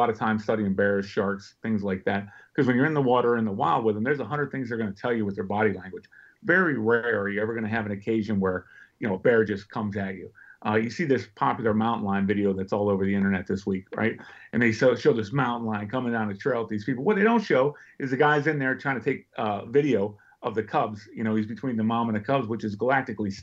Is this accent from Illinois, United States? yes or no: no; Pittsburgh, Pennsylvania, United States; now in Northern Virginia, United States; I was born and raised in Pittsburgh